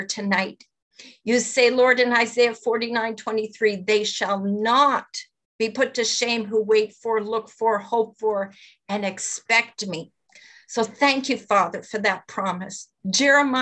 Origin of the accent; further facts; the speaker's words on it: Longueuil, Quebec, Canada; moved away; also born or lived in Moncton; the South Shore of Montreal, which is where I was brought up in Longueuil.